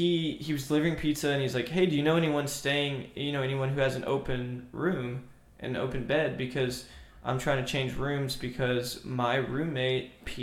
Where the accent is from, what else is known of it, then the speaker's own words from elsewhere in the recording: Louisiana, United States; Okay, okay. I'm from {S2} Louisiana.